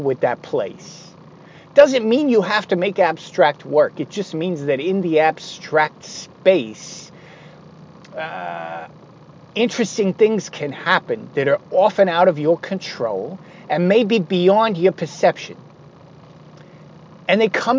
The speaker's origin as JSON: {"language": "English", "country": "United States", "said": "as an American kid"}